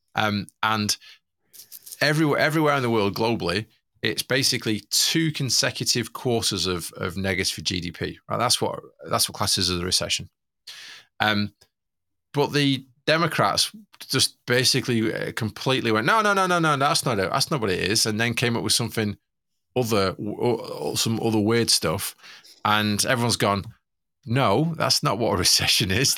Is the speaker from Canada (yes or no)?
no; Manchester, North West England, United Kingdom; I'm from Manchester